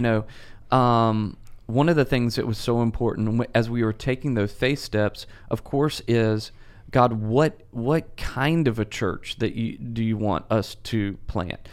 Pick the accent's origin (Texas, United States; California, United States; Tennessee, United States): Tennessee, United States; Memphis; moved away; I'm originally from Memphis